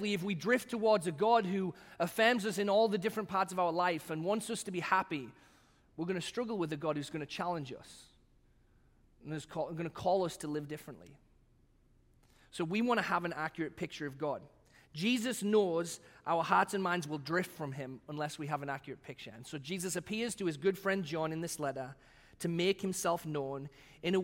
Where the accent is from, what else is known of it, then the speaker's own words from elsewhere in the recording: England, United Kingdom; also born or lived in Batavia, United States; now in United States; the national animals that I grew up with in England